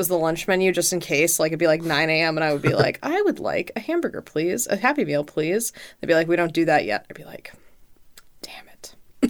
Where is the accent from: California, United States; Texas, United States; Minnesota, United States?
Texas, United States; I grew up in Texas